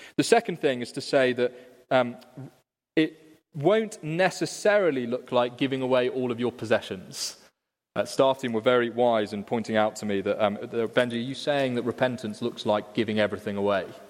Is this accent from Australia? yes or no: no; Liverpool, North West England, United Kingdom; In my city, Liverpool, which of course you can all tell by my accent